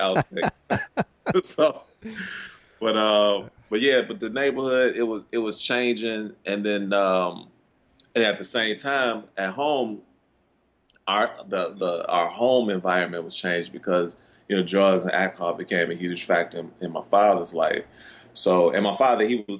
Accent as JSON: {"language": "English", "town": "Chicago", "region": "Illinois", "country": "United States", "tie": "born or raised there", "said": "I grew up in like you said, on the South Side of Chicago"}